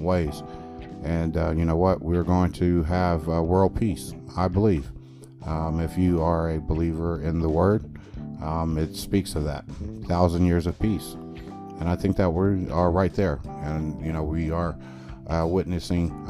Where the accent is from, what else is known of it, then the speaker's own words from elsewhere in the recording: California, United States; moved away; also born or lived in Midwest / Texas; I grew up in California all day where it's hustle and bustle and everybody is just mean